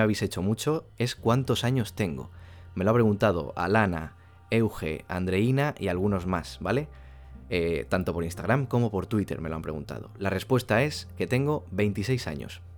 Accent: Castellón de la Plana, Valencian Community, Spain; Soy de una ciudad al ladito de Valencia que se llama Castellón de la Plana

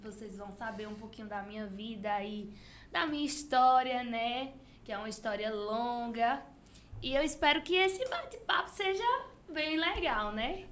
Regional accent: Água Branca, Alagoas, Brazil; Eu sou de Água Branca

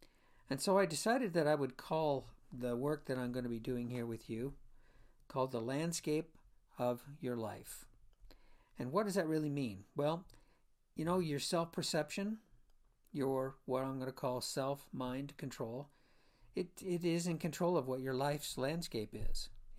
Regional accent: Florida, United States; I'm a junior, actually, and I was born and raised in Florida.

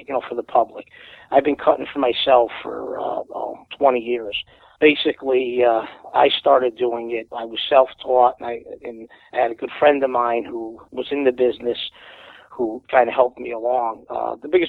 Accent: Wallingford, Connecticut, United States; I'm from Wallingford, Connecticut

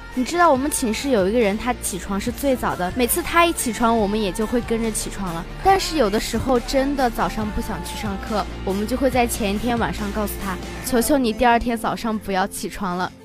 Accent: Xinjiang, China; 我们新疆人

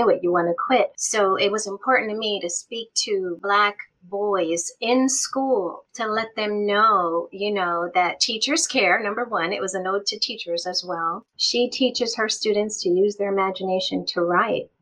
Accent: Michigan, United States; I am from Michigan

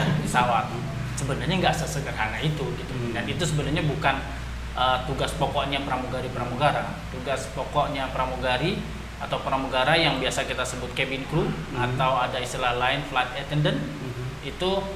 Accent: Betawi, Jakarta, Indonesia; saya dari Betawi

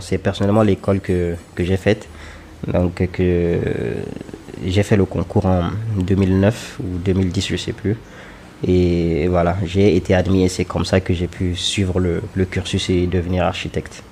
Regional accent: Niger; also born or lived in Lomé, Togo; je suis nigérien, j'ai 29 ans et je suis architecte

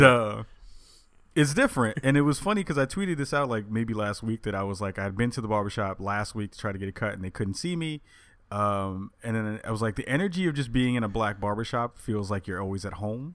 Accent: New York, United States; moved away as an adult; now in Portland, United States; I'm from New York

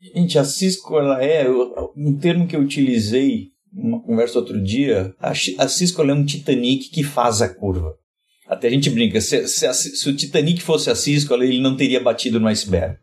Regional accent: Rio Grande do Sul, Brazil; venho, lá do, venho do Rio Grande do Sul

